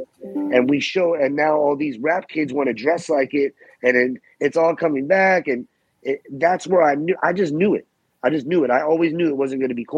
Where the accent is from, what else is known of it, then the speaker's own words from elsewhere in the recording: New Jersey, United States; I'm from Jersey and I rep Jersey